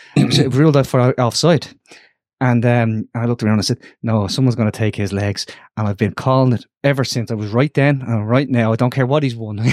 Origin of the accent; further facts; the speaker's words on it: Dublin, Leinster, Ireland; I grew up, I, I kicked the football in, in, uh, Ormond Square